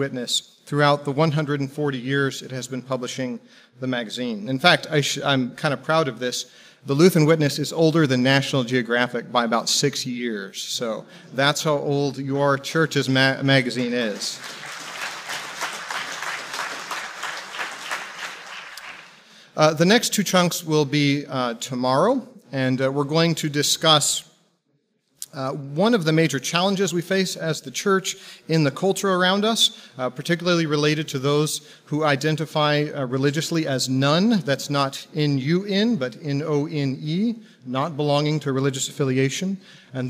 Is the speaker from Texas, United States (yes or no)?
yes; Texas, United States; moved away; I'm originally from Texas